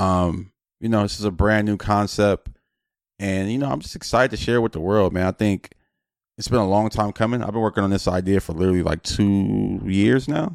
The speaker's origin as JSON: {"language": "English", "town": "Los Angeles", "region": "California", "country": "United States", "said": "I'm from Los Angeles"}